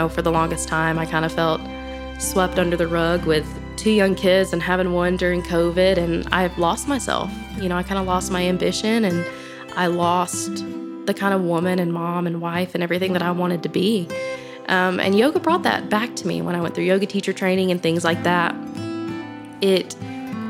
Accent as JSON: {"language": "English", "region": "Florida", "country": "United States", "tie": "born or raised there", "moved": "as an adult", "lives_now": "Walland, United States", "said": "I grew up in Florida, water girl, and I moved up here a few years ago"}